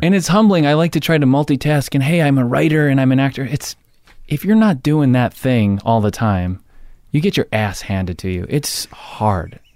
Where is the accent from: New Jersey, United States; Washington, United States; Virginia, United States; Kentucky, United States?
New Jersey, United States; Jersey Shore; I'm from Jersey Shore